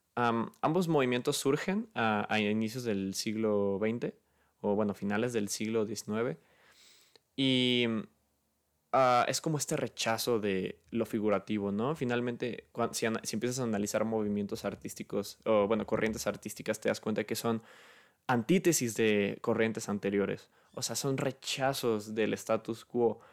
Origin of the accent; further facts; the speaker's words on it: Guadalajara, Jalisco, Mexico; yo soy de Guadalajara